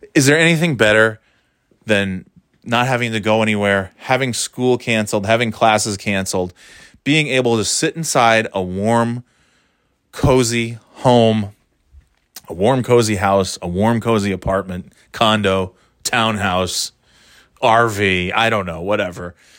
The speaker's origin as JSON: {"language": "English", "region": "New York", "country": "United States", "tie": "born or raised there", "also_born_or_lived": "Florida", "said": "Growing up in New York"}